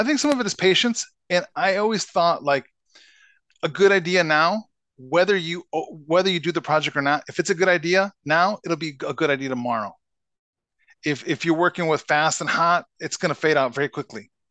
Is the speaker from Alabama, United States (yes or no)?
no; Chicago, Illinois, United States; now in Minnesota, United States; I grew up in Chicago